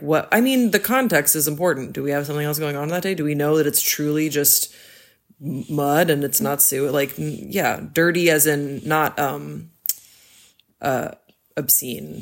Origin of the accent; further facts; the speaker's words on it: Belgium; moved away; I grew up in Belgium